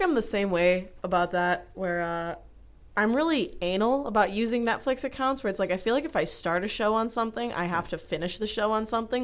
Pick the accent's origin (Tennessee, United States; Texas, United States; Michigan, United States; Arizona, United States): Michigan, United States; Troy; I am from, uh, Troy, Michigan, about ten minutes, sorry, twenty minutes outside of Detroit